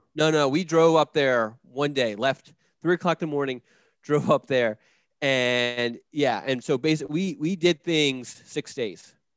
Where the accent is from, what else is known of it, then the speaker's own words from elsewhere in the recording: Philadelphia, Pennsylvania, United States; moved away as an adult; I grew up in Northeast Philadelphia, the Frankfort neighborhood of Philadelphia